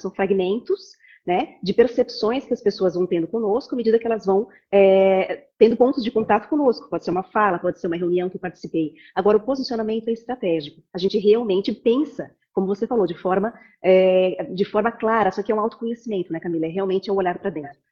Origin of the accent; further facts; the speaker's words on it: Jaraguá do Sul, Santa Catarina, Brazil; moved away as an adult; also born or lived in Barcelona, Spain; now in Blumenau, Brazil; sou de Aragua do Sul, mas vim aqui para a FURB fazer publicidade e propaganda